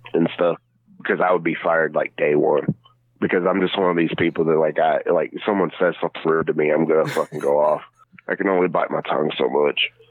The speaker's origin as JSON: {"language": "English", "region": "Kentucky", "country": "United States", "moved": "yes", "lives_now": "Tennessee, United States", "said": "I'm from Pistol City, Kentucky, even though I am a Tennessee boy. I was a original Kentucky boy."}